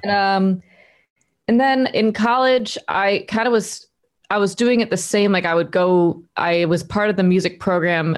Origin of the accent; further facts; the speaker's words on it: Delaware, United States; moved away as an adult; also born or lived in Nashville, Tennessee; now in Los Angeles, United States; I'm from Delaware, East Coast